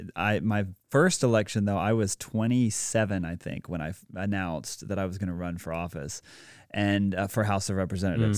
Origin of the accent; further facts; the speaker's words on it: Greenville, South Carolina, United States; also born or lived in Dallas, Texas / Atlanta, Georgia; So I was born in Dallas, Texas, uh, and lived there for, like, seven and a half years, then lived in Atlanta for a while, and then ultimately moved here to Greenville, South Carolina, and have spent, like, twenty years here now